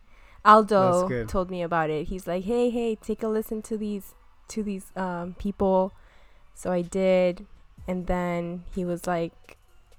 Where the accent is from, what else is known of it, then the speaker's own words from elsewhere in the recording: Miami, Florida, United States; also born or lived in Colombia; I am from Miami, the 305. I was born in Colombia